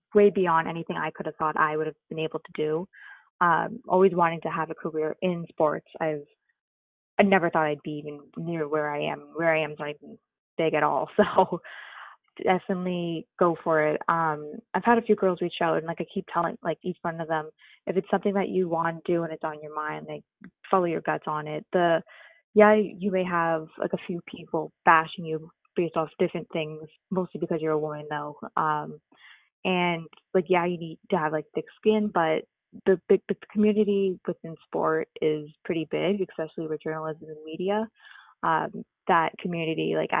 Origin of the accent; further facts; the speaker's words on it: Toronto, Ontario, Canada; growing up in Toronto